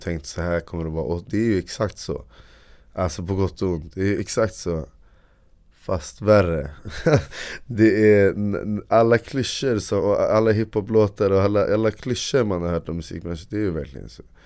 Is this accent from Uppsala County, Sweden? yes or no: yes; Uppsala, Uppsala County, Sweden; Jag är från Uppsala